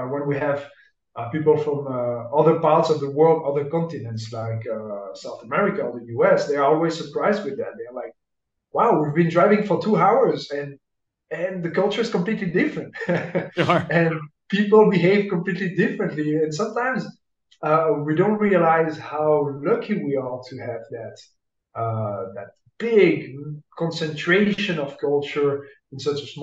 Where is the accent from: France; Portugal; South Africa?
France; Verdun, Grand Est; English is a second language; moved away as an adult; also born or lived in Dublin, Ireland; now in Seville, Spain; I originally come from the northeast of France, from the region of Verdun. The city of Verdun